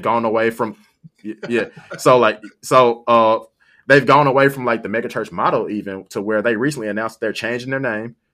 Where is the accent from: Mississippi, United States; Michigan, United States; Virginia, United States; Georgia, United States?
Michigan, United States; South Haven; I'm from South Haven. South Haven is, like, majority white